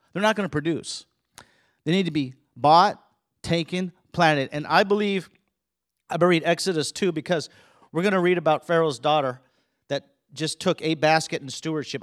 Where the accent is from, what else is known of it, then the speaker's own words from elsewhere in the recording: California, United States; also born or lived in Colorado; I grew up in California. We also lived in Colorado.